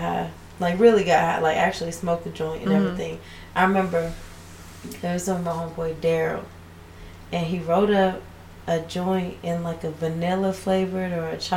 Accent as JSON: {"language": "English", "region": "Texas", "country": "United States", "tie": "born or raised there", "said": "growing up in Texas"}